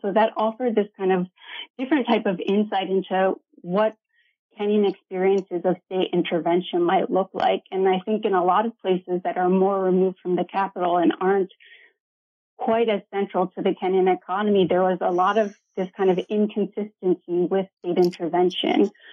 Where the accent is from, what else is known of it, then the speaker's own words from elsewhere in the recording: Ohio, United States; moved away as an adult; also born or lived in Iowa / Georgia / Ghana / Lesotho; so I grew up in Ohio in a small college town